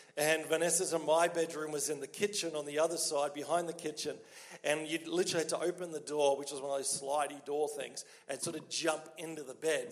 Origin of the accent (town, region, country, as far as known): Australia; accent: Australian; moved away as an adult; now in Quebec, Canada